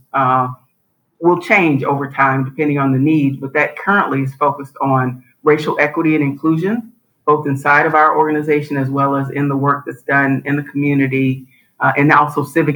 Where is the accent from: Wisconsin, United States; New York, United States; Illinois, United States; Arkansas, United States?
Arkansas, United States; Little Rock; now in Cleveland, United States; I grew up in Arkansas. I grew up in Little Rock